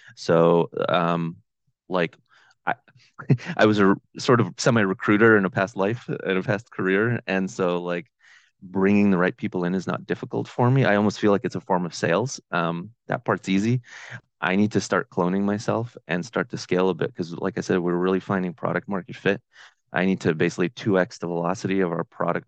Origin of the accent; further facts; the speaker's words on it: Boston, Massachusetts, United States; also born or lived in Ukraine; in the Boston area, uh, which is where I'm from